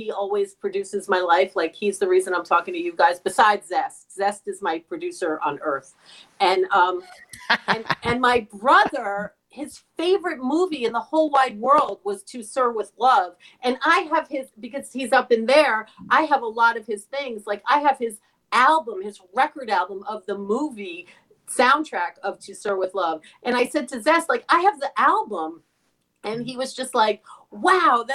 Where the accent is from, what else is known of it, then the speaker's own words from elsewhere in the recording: New York City, New York, United States; accent: New York; I was born in the Bronx, but I never lived in the Bronx. And I live downtown. And I've been here for my whole life, pretty much